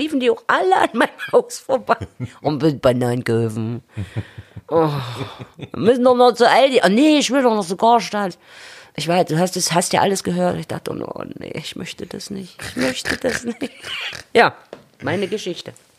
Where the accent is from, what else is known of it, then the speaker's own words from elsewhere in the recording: Chemnitz, Saxony, Germany; moved away as an adult; now in Berlin, Germany; hatte sich die Stadt dort, wo ich wohnte, völlig verändert. Mhm äh, ich bin im Viertel groß geworden mit Altbauten